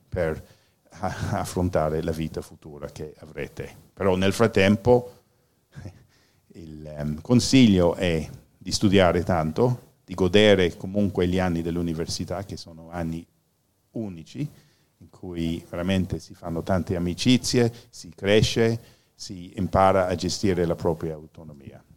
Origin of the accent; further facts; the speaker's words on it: Ireland; Italian is a second language; now in Italy; sono irlandese e questa è la mia pronuncia.